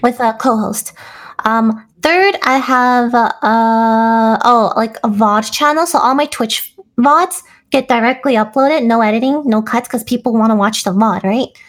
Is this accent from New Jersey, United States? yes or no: yes; New Jersey, United States; moved away as an adult; also born or lived in New York; now in California, United States; I was in New Jersey